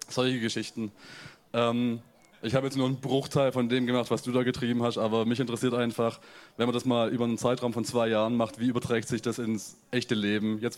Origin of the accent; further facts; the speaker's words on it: Germany; ich finde gerade als, äh, als Deutscher ist immer ein, ein ganz nettes Phänomen, so ganz tief in äh, die Kultur von einem anderen Land einzutauchen.